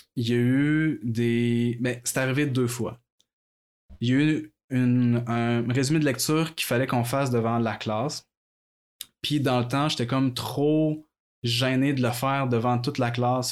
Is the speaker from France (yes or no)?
no; Quebec City, Quebec, Canada; je suis né à Québec. À vrai j'ai toujours vécu à Québec.